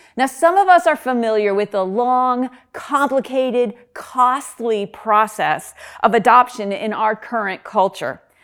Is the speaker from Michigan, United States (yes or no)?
no; upstate New York, United States; moved away as an adult; also born or lived in Reading, Pennsylvania; now in Pennsylvania, United States; I'm not originally from Pennsylvania. When I moved from upstate New York to Reading, Pennsylvania to attend Albright College